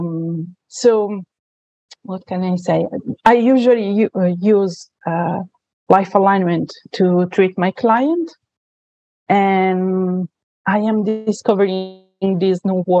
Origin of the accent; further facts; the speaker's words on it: Italy; accent: Italian; English is a second language; So as you can say from my accent, I am Italian.